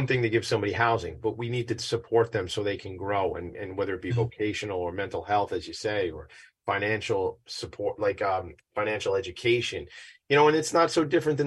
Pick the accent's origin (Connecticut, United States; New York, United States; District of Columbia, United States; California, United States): New York, United States; Nassau County; And I hail from Nassau County